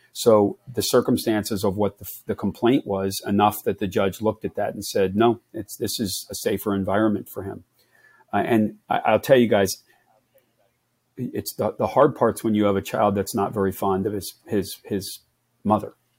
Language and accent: English; Philadelphia, Pennsylvania, United States; We grew up in the Philadelphia area